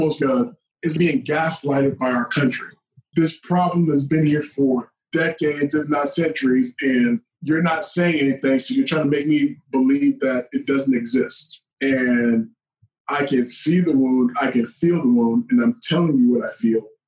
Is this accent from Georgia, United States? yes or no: yes; Georgia, United States; I'm from Georgia